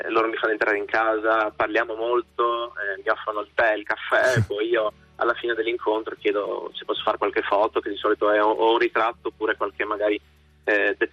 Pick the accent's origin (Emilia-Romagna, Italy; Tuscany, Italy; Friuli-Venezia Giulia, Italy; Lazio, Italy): Friuli-Venezia Giulia, Italy; Udine; Sì, sì, sono friulano